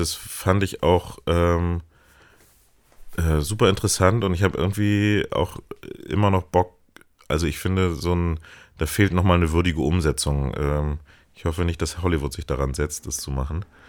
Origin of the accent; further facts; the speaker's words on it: Hamburg, Germany; ich komme auch aus Hamburg